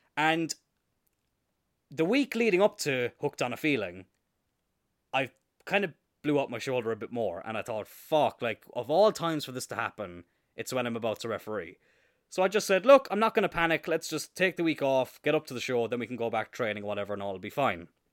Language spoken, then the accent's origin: English; Cloyne, Munster, Ireland; I grew up in countryside in East Cork